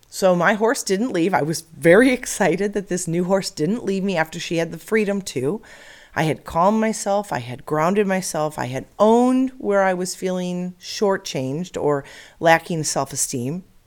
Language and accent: English; Illinois, United States; now in Arizona, United States; I grew up in Illinois, and like most every little girl, we dreamed of having a pony in the suburbs of Chicago